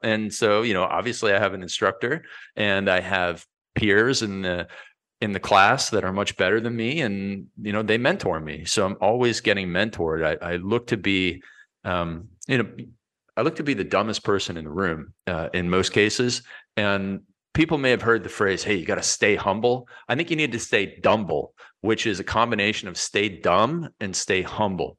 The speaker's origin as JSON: {"language": "English", "country": "Canada", "tie": "born or raised there", "said": "I was born in Canada and I'm a hockey player"}